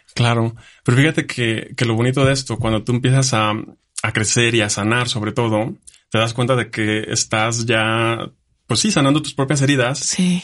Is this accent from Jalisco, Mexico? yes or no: yes; Jalisco, Mexico; moved away as an adult; also born or lived in Germany; now in Aguascalientes, Mexico; yo vivía en un pueblo, yo soy de Jalisco. Entonces, mi pueblito tiene seis mil habitantes.